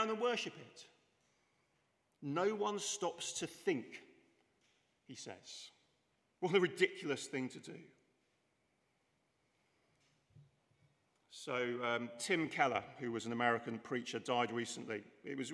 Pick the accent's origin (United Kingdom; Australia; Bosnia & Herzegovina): United Kingdom; England; I'm English